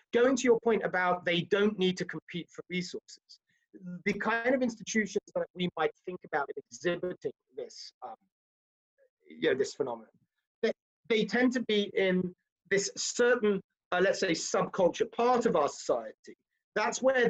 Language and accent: English; United Kingdom; now in United States; I live in America, I'm an American as well as a Brit